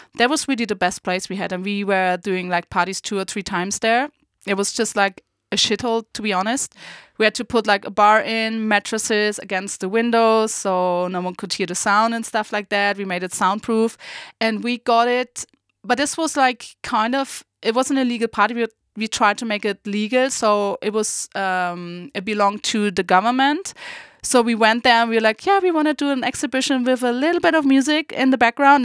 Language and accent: English; Berlin, Germany; also born or lived in Saarbrücken; I was going back home to my hometown, Berlin